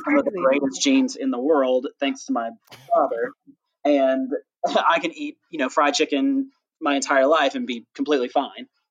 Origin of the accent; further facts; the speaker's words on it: the South, United States; I'm actually from the South